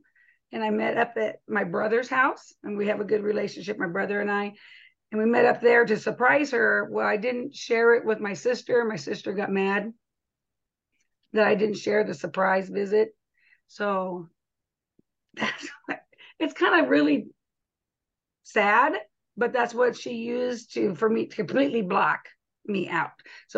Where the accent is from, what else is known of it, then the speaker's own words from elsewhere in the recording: Arizona, United States; No, I was from Arizona.